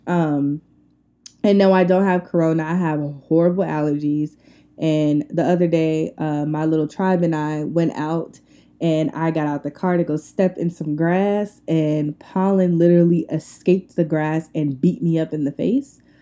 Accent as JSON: {"language": "English", "area": "Long Island", "region": "New York", "country": "United States", "moved": "yes", "lives_now": "Atlanta, United States", "said": "I am from Long Island, New York."}